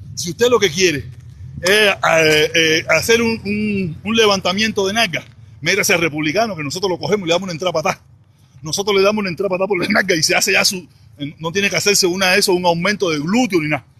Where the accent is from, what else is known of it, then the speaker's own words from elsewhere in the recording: Cuba; now in Miami, United States; Soy protestón cubano